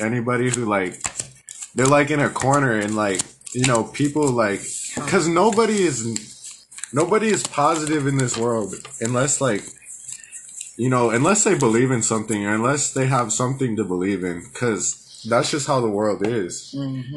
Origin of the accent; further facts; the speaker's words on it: Albuquerque, New Mexico, United States; also born or lived in San Antonio, Texas; I was born in San Antonio, Texas, and raised in Albuquerque, New Mexico